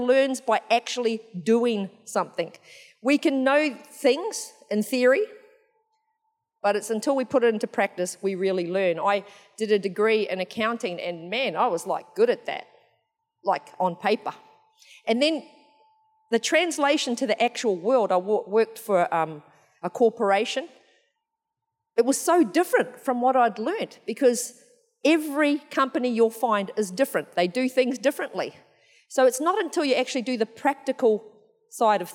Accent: Eastern Bay of Plenty, New Zealand; moved away; I'm from New Zealand originally

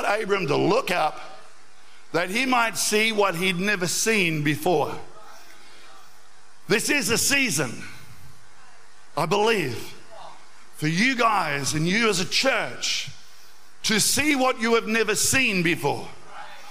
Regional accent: Albury, New South Wales, Australia; as a 14-year-old, we went out one night out to the Hume Weir, growing up in Albury

